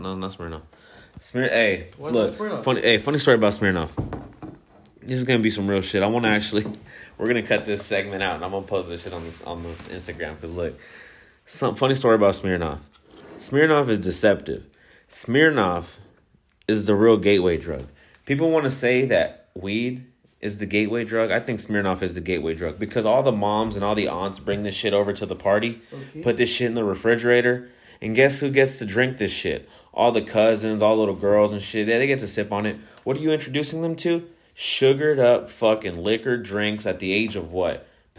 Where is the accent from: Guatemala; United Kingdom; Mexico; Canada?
Mexico; Ciudad Juarez, Chihuahua; born there; I'm actually Mexicano. I was born in Ciudad Juarez, Chihuahua, Mexico, so I can't deny that I'm a Mexicano at heart.